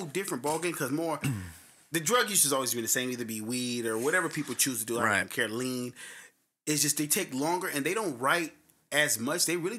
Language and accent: English; the South, United States; I'm from the South.